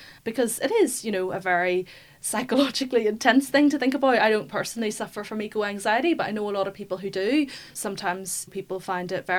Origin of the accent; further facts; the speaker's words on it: Belfast, Northern Ireland, United Kingdom; I grew up in Belfast, so a lot of like parks near me, like Stormont